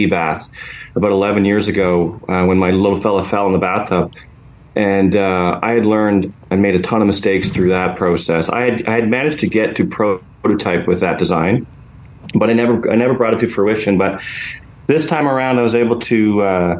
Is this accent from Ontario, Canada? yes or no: yes; Ottawa, Ontario, Canada; I'm from Ottawa